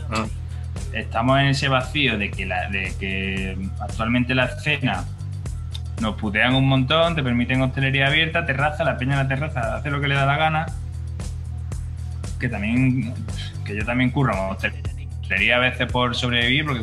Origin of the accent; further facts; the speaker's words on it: Córdoba, Andalusia, Spain; now in Madrid, Spain; Y yo me vine de Córdoba un poco porque Córdoba es una ciudad muy bonita, se vive muy bien